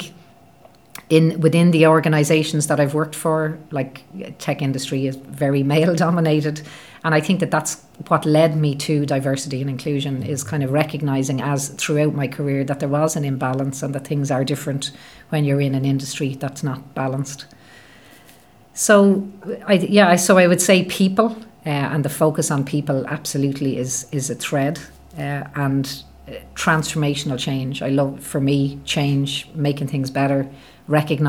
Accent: Dublin, Leinster, Ireland; moved away as an adult; also born or lived in London / Midlands, England; I grew up in Beaumont in Dublin

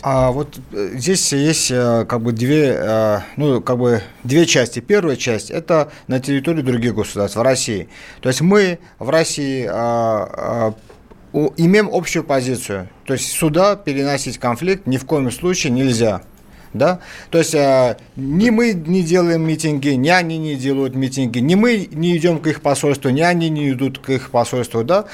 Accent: Baku, Azerbaijan; now in Russia; Я вот сам родом из Баку, армянин

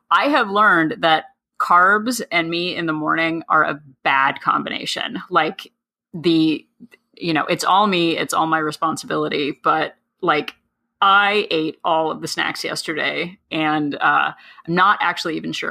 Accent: New Jersey, United States; We're, we're from New Jersey.

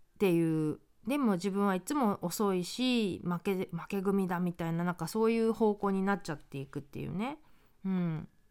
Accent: Japan; moved away as an adult; now in United States; 日本で生まれ育った

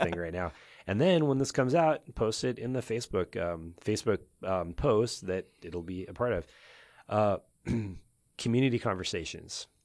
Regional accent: Oregon, United States; I'm from Oregon

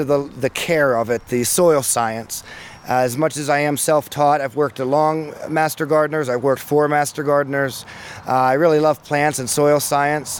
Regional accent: Beaver County, Pennsylvania, United States; I was born and raised in Beaver County, Eastville, 1987

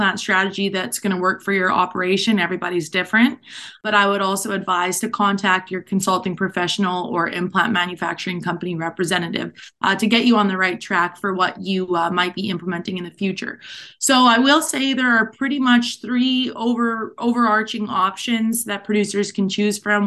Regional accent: central Alberta, Canada; moved away as an adult; also born or lived in Texas; now in Nebraska, United States; I grew up on a cow-calf operation and grain farm in central Alberta. So I'm a Canadian.

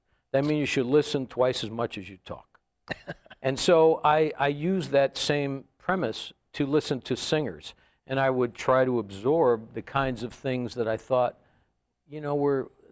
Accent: Hartford, Connecticut, United States; I grew up in Hartford, Connecticut.

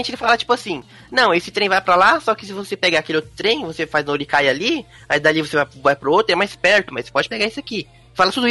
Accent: Brazil; now in Japan; sou brasileiro, que eu não sou japonês

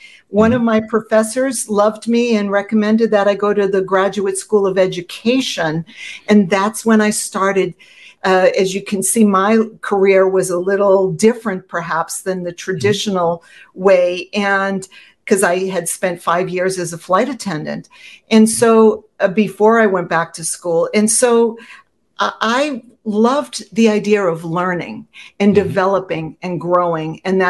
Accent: Boston, Massachusetts, United States; accent: Boston; because I'm from Boston and I pack my car, so I had a very strong Boston accent

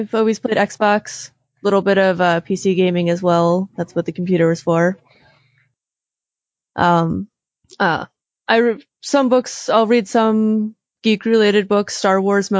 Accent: Minnesota, United States; I'm from Minnesota

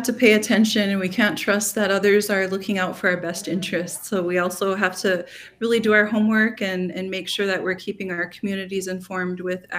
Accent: Mandaree, North Dakota, United States; I'm from Mandaree, North Dakota, which is located in western North Dakota on the Fort Berthold Indian Reservation.

